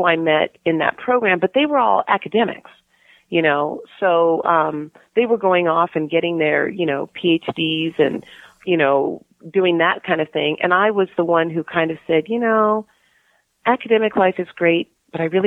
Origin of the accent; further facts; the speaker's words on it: Palos Verdes, California, United States; I grew up in Palos Verdes